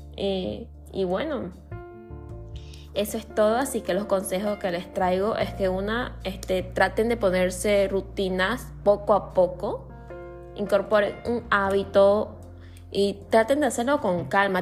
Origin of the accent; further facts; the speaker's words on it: Santa Cruz de la Sierra, Santa Cruz, Bolivia; yo soy de Bolivia, de la parte de Santa Cruz de la Sierra